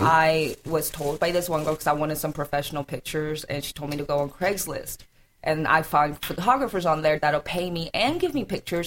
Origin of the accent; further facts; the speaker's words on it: South Carolina, United States; also born or lived in Atlanta; I have three older brothers and I'm from South Carolina